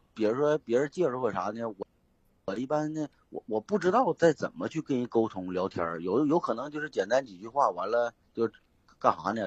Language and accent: Chinese; Northeast China, China; moved away; 今年是，虚岁是二十九了，我啊也是东北的，现在在外边儿